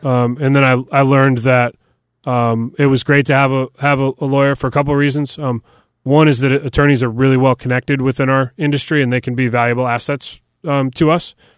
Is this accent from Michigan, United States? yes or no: yes; Detroit, Michigan, United States; moved away as an adult; now in Nashville, United States; I grew up in Detroit and played hockey my whole life.